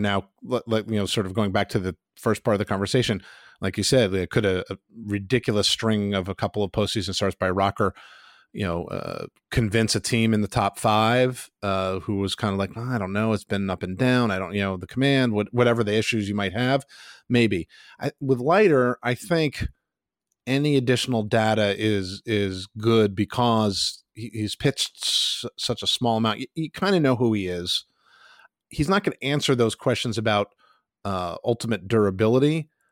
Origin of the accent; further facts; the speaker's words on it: Pittsburgh, Pennsylvania, United States; my hometown school, the Pitt Panthers